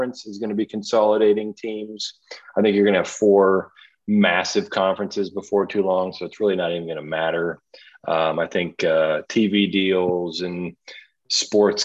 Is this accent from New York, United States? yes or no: no; Dallas, Texas, United States; where I grew up in Dallas, SMU